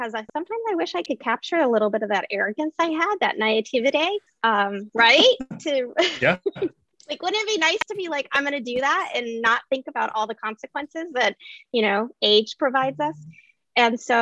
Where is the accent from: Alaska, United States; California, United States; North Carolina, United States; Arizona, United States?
Alaska, United States; growing up in Alaska with an independent-minded mother